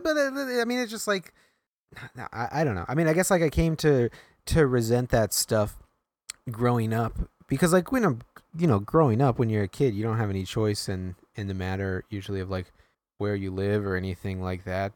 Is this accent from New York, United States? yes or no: yes; New York, United States